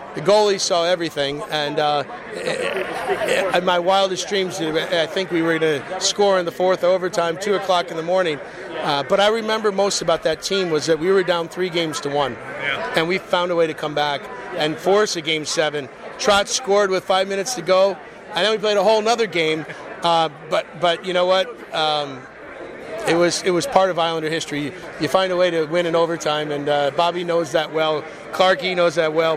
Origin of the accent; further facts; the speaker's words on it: Michigan, United States; also born or lived in St. Louis, Missouri / New York State; I was born in St. Louis and I, I was raised, left when I was seven, played a lot of my minor hockey um, in Michigan